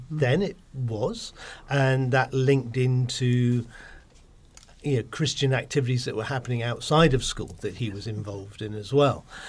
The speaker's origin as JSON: {"language": "English", "area": "Cornwall", "region": "South West England", "country": "United Kingdom", "tie": "born or raised there", "said": "I grew up down in Cornwall"}